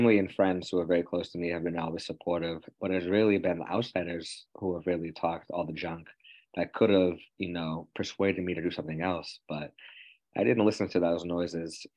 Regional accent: Quincy, Massachusetts, United States; I was located in my hometown

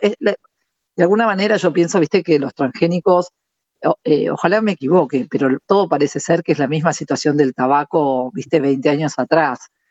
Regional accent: Argentina

